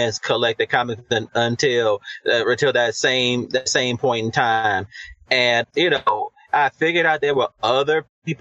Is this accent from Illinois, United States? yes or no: yes; Chicago, Illinois, United States; I hail from Chicago, Illinois. Born and bred here